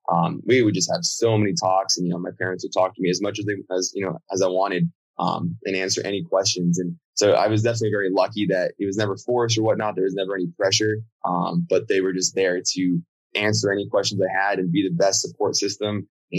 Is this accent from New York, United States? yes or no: no; Miami, Florida, United States; also born or lived in Virginia; So I was born in Virginia. My dad was based out there in Dulles. My mom was as well. And then we moved down to United at that point, so had a Miami base. And so we moved down to Miami, Boca Raton.